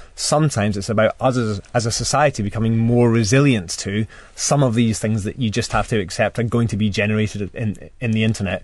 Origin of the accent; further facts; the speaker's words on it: Scotland, United Kingdom; I suppose being Scottish